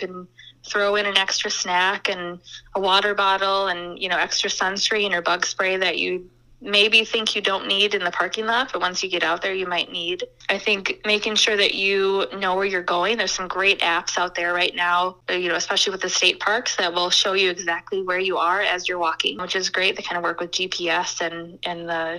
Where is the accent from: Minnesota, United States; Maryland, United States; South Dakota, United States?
Minnesota, United States; Lake Elmo; I grew up in Lake Elmo